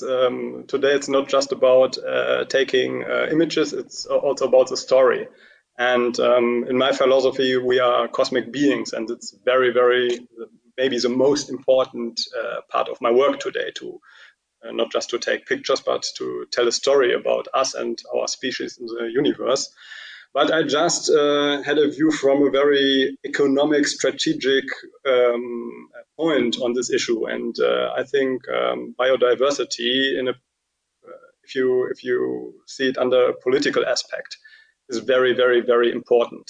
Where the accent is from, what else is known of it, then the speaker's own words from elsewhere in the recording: Cologne, North Rhine-Westphalia, Germany; English is a second language; my hometown in Cologne